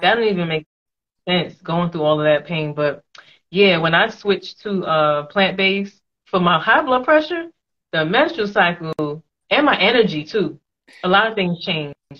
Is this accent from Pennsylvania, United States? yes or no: no; New York, United States; moved away as an adult; now in Atlanta, United States; I'm from New York